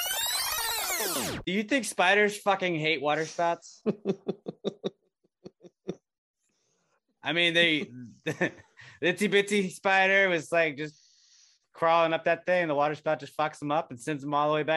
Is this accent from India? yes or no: no; Texas, United States; we're from Texas